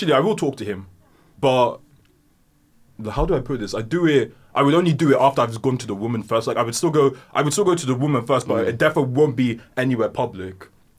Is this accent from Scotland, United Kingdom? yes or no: no; London, United Kingdom